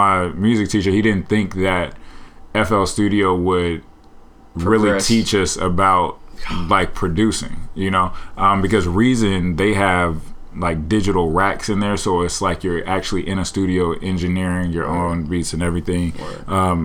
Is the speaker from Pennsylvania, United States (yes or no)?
no; Portland, Oregon, United States; Born and raised in Portland, Oregon.